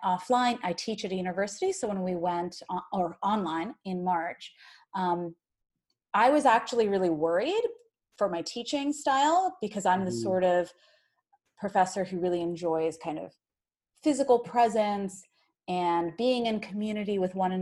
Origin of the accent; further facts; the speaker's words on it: Ohio, United States; moved away; also born or lived in New Jersey; I grew up in Ohio and then in New Jersey. And growing up in Ohio as like one of the only brown kids in the area